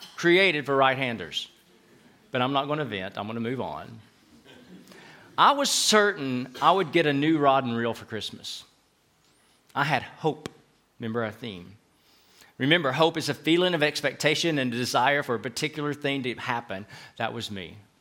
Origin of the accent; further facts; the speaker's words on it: Knoxville, Tennessee, United States; accent: southern; moved away as an adult; also born or lived in Fort Worth, Texas / Chattanooga / Atlanta / Dallas; now in Madrid, Spain; We're from Knoxville in the southern part of the U S, thus having what we call a southern accent